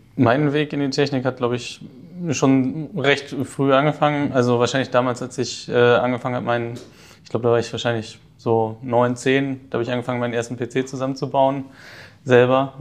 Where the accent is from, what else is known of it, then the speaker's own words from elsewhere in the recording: Hamburg, Germany; in den Norden äh, von Hamburg, wo ich aufgewachsen bin